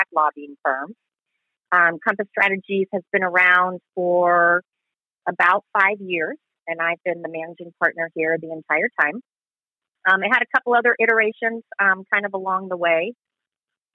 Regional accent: Southern California, United States; moved away as an adult; now in Arizona, United States; I was raised in Southern California

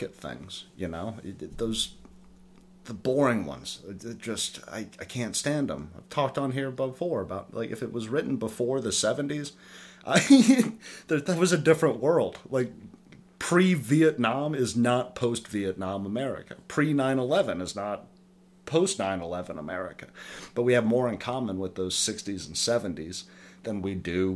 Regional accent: the South, United States; growing up in the South

